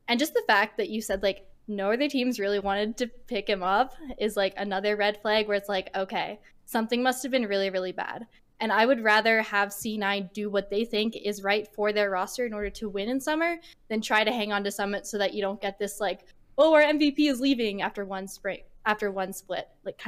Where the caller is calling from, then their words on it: Calgary, Alberta, Canada; Calgary, Canada.